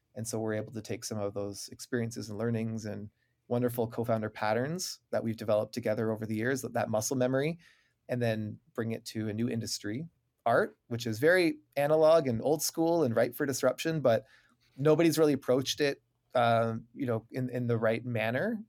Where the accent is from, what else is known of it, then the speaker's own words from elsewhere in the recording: Waterloo, Ontario, Canada; I'm from Waterloo, Ontario, Canada. You know, we learned French growing up